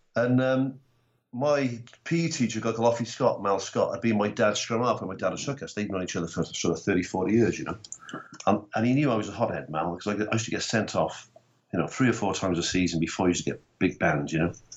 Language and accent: English; Barry, Wales, United Kingdom; from Barry in South Wales, so I would have started playing rugby in what we would then have called in the 80s standard three.